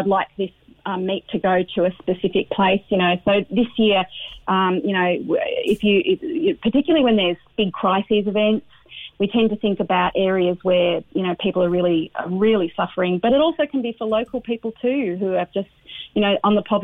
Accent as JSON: {"language": "English", "country": "Australia", "moved": "yes", "lives_now": "Ireland", "said": "I'm originally from Australia, even though I've been here for donkeys now"}